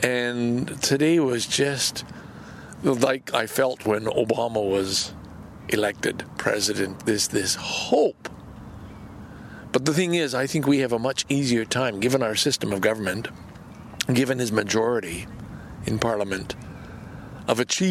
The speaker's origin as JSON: {"language": "English", "country": "Canada", "said": "as a Canadian"}